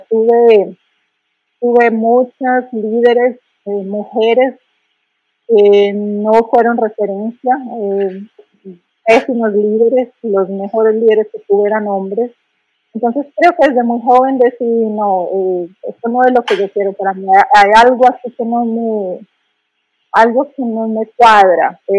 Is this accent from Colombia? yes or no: yes; Colombia; moved away as an adult; also born or lived in United States / Brazil / Spain / Peru; yo soy colombiana